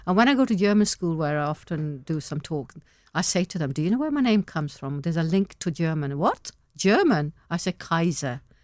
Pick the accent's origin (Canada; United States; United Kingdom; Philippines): United Kingdom; Manchester, North West England; English is a second language; also born or lived in Pakistan; only eight years I spent in Pakistan. Now I'm na-, sixty. Uh, the rest of my life's been here. I'm in Mancunian, I live in Manchester.